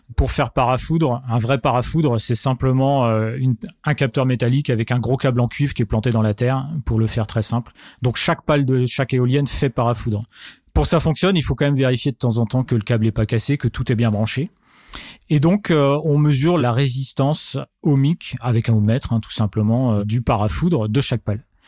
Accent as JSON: {"language": "French", "area": "Marne, Champagne-Ardenne", "region": "Grand Est", "country": "France", "tie": "born or raised there", "said": "je suis originaire de la Marne donc région Champagne-Ardenne Grand Est"}